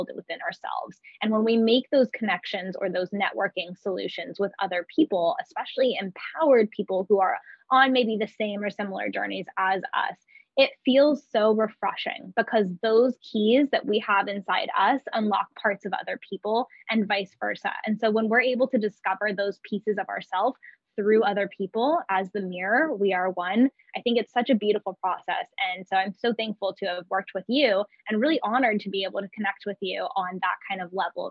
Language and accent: English; Oakland, California, United States; moved away as an adult; also born or lived in Big Island, Hawaii; now in Hawaii, United States; I was born and raised in California in Oakland, San Francisco Bay Area